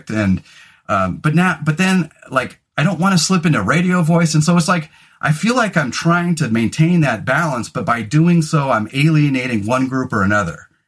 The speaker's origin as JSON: {"language": "English", "region": "Scotland", "country": "United Kingdom", "said": "all my friends had really hairy arms and legs and I didn't because I'm Scottish"}